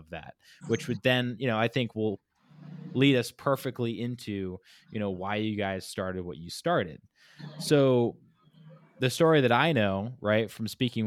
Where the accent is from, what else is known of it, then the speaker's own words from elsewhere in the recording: Laguna Beach, California, United States; I was born in Laguna Beach, California, which is a big art town.